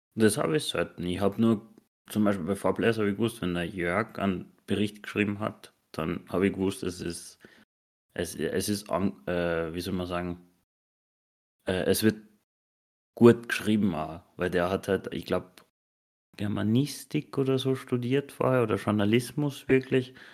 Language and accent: German; Austria; bei uns in Österreich